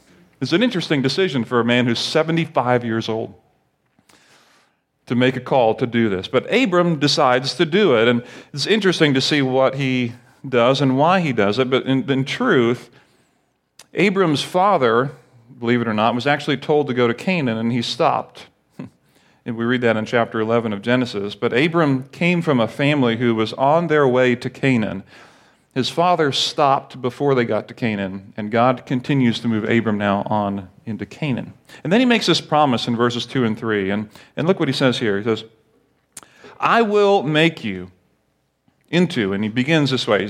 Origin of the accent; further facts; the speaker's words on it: Barbados; also born or lived in Grenada; now in United States; like when I grew up in Barbados, I felt some national pride that, you know, hey, I'm a Bayesian or Barbadian, but I'm really not because I'm American. But I was born in Grenada